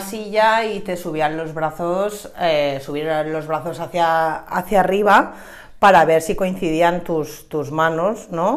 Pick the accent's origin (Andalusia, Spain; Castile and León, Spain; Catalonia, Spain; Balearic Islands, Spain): Balearic Islands, Spain; Sant Antoni de Portmany; me he criado en San Antonio